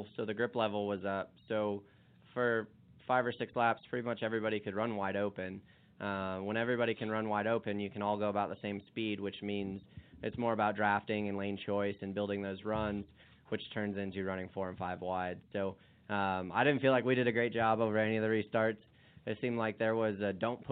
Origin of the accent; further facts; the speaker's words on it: Arizona, United States; growing up in Arizona